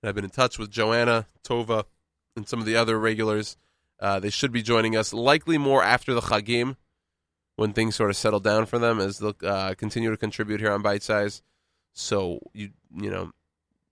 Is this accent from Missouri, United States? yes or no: no; Texas, United States; now in New York City, United States; born and raised in Texas, a very patriotic state